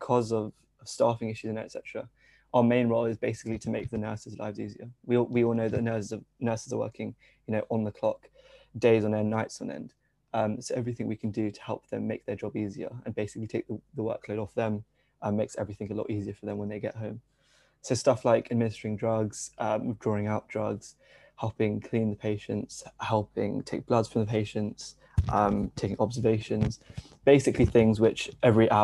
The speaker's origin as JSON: {"language": "English", "region": "London", "country": "United Kingdom", "tie": "born or raised there", "said": "I'm from East London. So it's the same place where Hanif is from generally. And originally my family is from India, but I've been here all my life"}